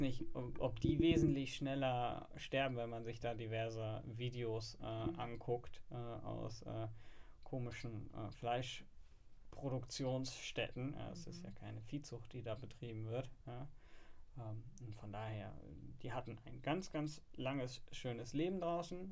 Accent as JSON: {"language": "German", "town": "Frankfurt", "region": "Hesse", "country": "Germany", "said": "als äh, Frankfurter arbeitet man in der Finanz- und Versicherungsbranche"}